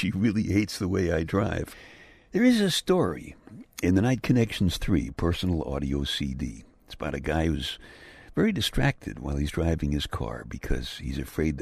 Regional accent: New York City, New York, United States; I grew up in Brooklyn

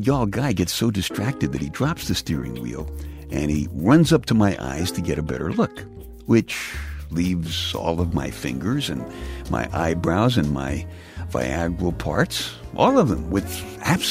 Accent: New York City, New York, United States; I'm from the Bay Ridge section of Brooklyn, which is the southernmost part of New York City

